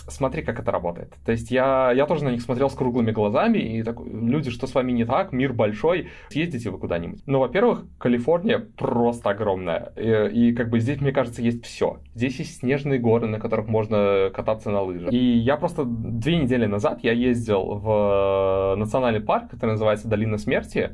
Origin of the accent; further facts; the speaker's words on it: Belarus; moved away as an adult; also born or lived in London, United Kingdom; now in California, United States; я даже не из Минска в Беларуси, я из маленького городка.